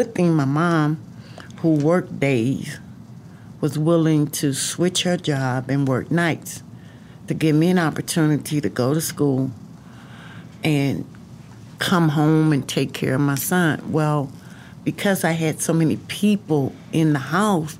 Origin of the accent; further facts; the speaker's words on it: East Texas / Houston, United States; also born or lived in Arkansas / Nacogdoches, Texas; we came back to Nacogdoches, which is in East Texas